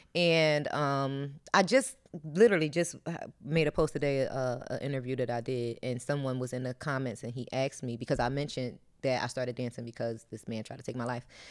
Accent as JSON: {"language": "English", "town": "Philadelphia", "region": "Pennsylvania", "country": "United States", "tie": "born or raised there", "moved": "as an adult", "lives_now": "Atlanta, United States", "said": "I'm from Philly."}